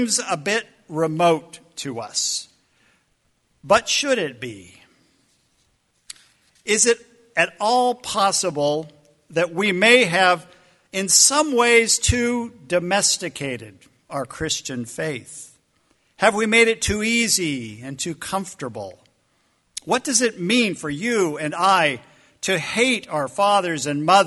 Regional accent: United States; American followers of the way

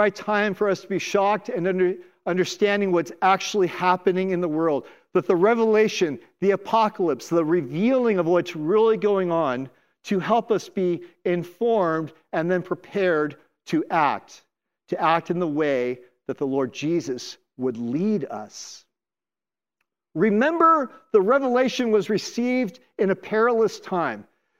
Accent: Oakland, California, United States; also born or lived in Los Angeles / Minneapolis / Washington, District of Columbia, United States; now in Seattle, United States; I'm from Oakland, California. We lived in LA, then 9 years in Minneapolis, 7 years in DC.

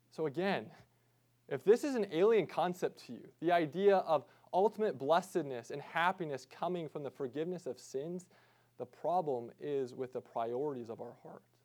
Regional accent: United States; us as American Christians

